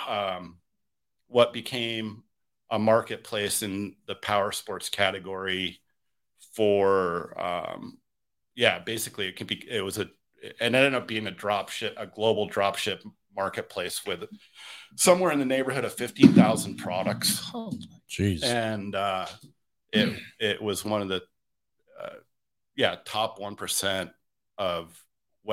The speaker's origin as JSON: {"language": "English", "area": "near Lake Placid", "region": "New York", "country": "United States", "tie": "born or raised there", "said": "I grew up in a tiny mountain town in northeastern New York, near Lake Placid, New York"}